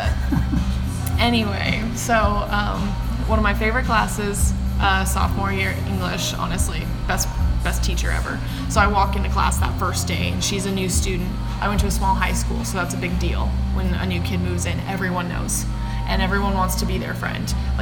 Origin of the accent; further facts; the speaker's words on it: Yakima, Washington, United States; I grew up in Yakima, Washington.